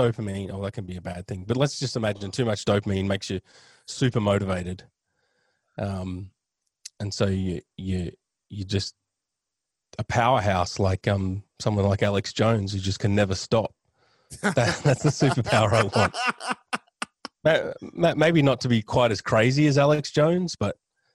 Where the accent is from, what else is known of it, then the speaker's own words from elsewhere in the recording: Australia; I'm Australian